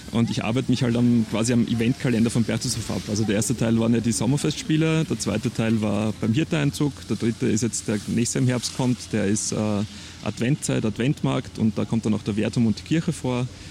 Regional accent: Perchtoldsdorf, Lower Austria, Austria; moved away as an adult; weil es meine Heimat war

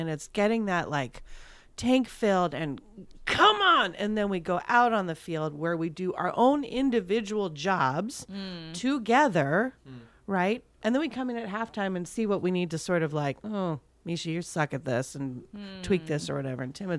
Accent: Thousand Oaks, California, United States; They did training camp where I grew up in Thousand

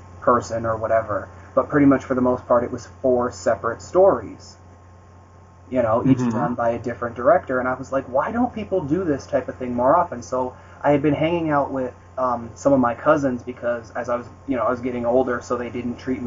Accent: United States; I grew up in the States, but I did not grow up going to parties

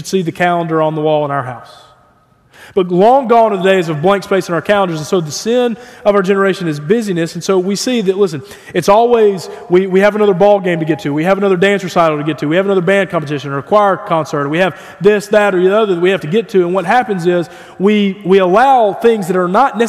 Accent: United States; as American evangelicals

